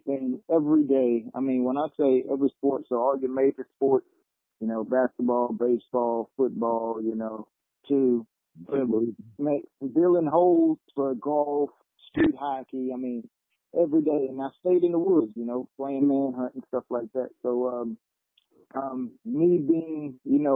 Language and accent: English; Biloxi, Mississippi, United States; I always give recognition to my neighborhood that I grew up in. And, Cedar Grove. I'm from Mississippi, Biloxi, Mississippi